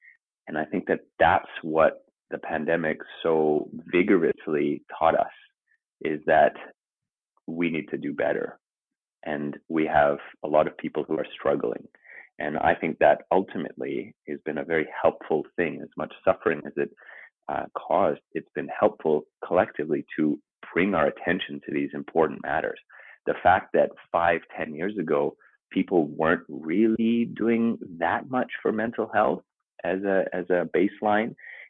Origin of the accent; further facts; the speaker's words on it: Papua New Guinea; also born or lived in Canada; I'm Canadian, but I grew up overseas in the South Pacific, in Papua New Guinea, in the jungles.